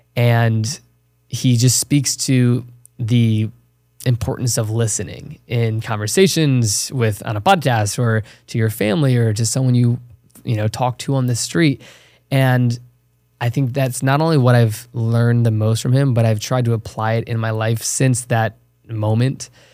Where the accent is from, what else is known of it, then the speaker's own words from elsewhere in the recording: Chesterfield County, Virginia, United States; moved away as an adult; I was born and raised small town in Virginia. It's called Chesterfield County, thirty minutes south of Richmond.